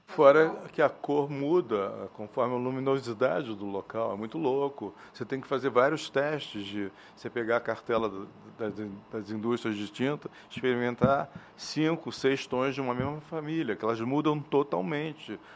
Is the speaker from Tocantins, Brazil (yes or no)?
no; Rio de Janeiro, Brazil; Então, eu sou carioca, eu nasci no Rio de Janeiro, numa cidade absolutamente colorida